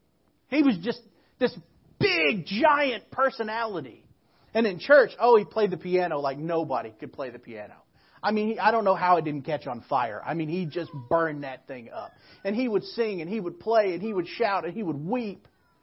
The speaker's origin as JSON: {"language": "English", "town": "Crowley", "country": "United States", "said": "kind of like we are from Crowley, about half an hour away."}